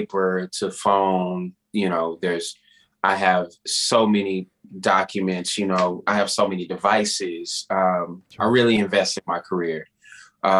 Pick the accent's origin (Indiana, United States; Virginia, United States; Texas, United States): Texas, United States; Dallas; my hometown of Dallas